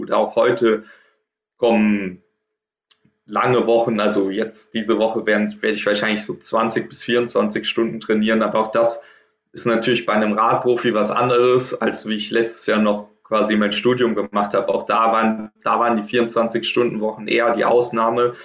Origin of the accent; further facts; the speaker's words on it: Trier, Rhineland-Palatinate, Germany; in Trier in meiner Heimat quasi im Verein